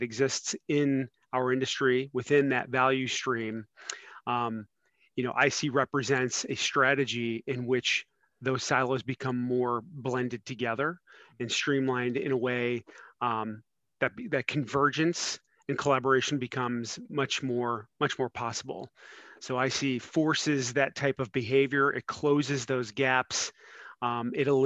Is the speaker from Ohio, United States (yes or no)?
yes; Cleveland, Ohio, United States; moved away as an adult; now in Cincinnati, United States; I'm originally from Northeast Ohio and Cleveland